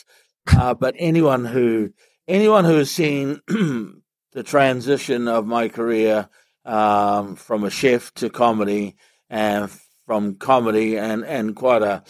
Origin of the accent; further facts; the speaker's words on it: Whenuapai, Auckland, New Zealand; I grew up in Whenuapai Village